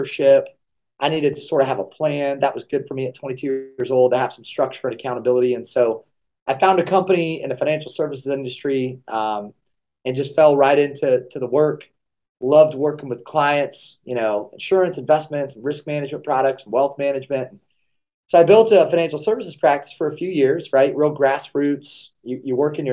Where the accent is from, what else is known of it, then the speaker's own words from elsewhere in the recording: Kalona, Iowa, United States; I grew up in Kelowna, Iowa, so I'm a small-town Iowa guy